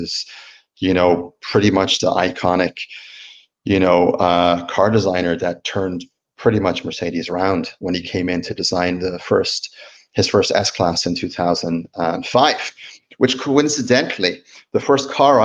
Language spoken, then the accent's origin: English; Dublin, Leinster, Ireland; also born or lived in Sweden / New York; now in Napa Valley, United States; growing up in Ireland